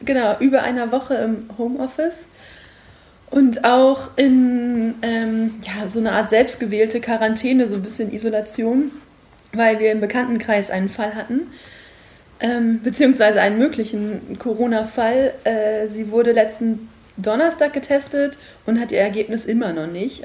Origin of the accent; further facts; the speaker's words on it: Quakenbrück, Lower Saxony, Germany; now in Osnabrück, Germany; bin ich aufgewachsen in Quakenbrück